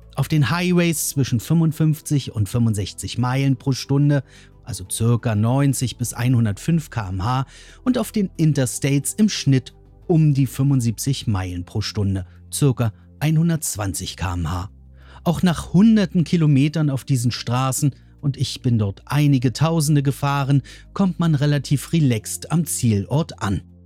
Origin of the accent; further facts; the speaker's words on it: Berlin, Germany; In Berlin, meiner Heimat